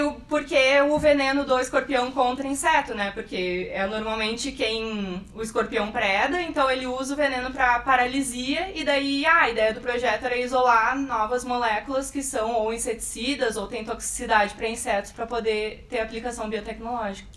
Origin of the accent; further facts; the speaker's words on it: Porto Alegre, Rio Grande do Sul, Brazil; Sempre vivi em Porto Alegre, fiz minha formação toda na, na URGS